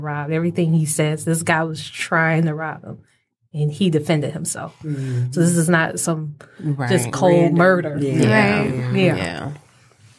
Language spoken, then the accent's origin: English; Detroit, Michigan, United States; We're from Detroit